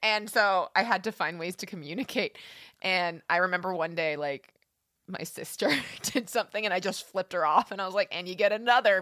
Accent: Alberta, Canada; born or raised there

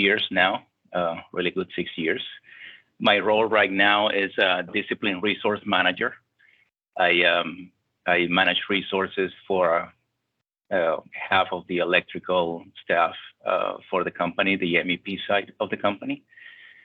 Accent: Venezuela; moved away as an adult; also born or lived in St. Paul, Minnesota / Milwaukee, Wisconsin; now in Houston, United States; I'm originally from Venezuela. It's where I was born. I lived there for 24 years, the first 24 years of my life.

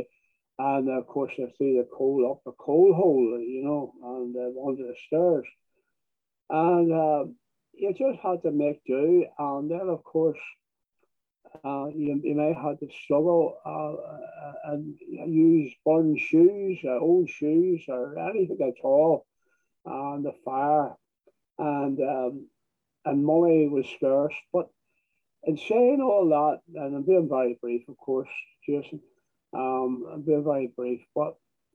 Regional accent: Belfast, Northern Ireland, United Kingdom; also born or lived in Greencastle; most of my childhood was brought up at 122 Utility Street in the Sandy Row area.

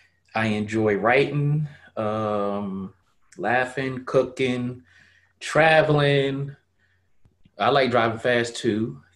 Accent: Harlem, New York, United States; born there; I was born in Harlem way back in 1973. I grew up pretty much all over because I've been a military brat pretty much all my life.

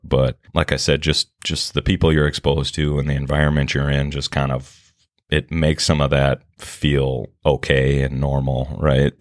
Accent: Minneapolis, Minnesota, United States; I grew up in, uh, Minneapolis, yeah, in South Minneapolis

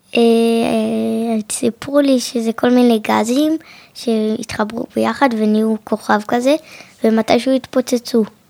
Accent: Jerusalem, Jerusalem District, Israel; אני מ, אה, מירושלים

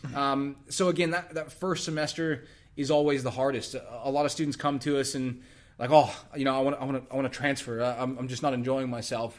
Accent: Texas, United States; moved away; I, I'm from Texas originally

